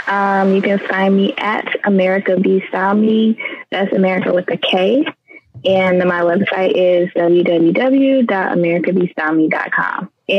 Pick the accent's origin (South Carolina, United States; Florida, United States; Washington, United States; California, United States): Florida, United States; Miami; I'm from Miami, born and raised.